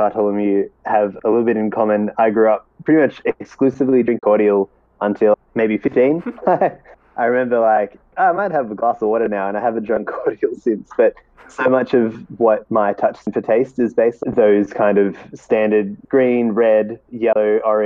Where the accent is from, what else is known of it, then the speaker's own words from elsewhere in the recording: Australia; I'm Australian.